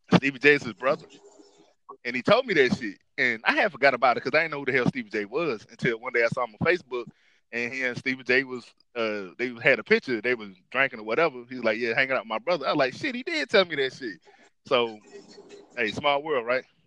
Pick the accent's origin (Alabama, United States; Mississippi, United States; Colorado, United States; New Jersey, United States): Alabama, United States; Dothan; also born or lived in Detroit, Michigan; I was raised by my grandparents in Dothan, Alabama after my mom passed away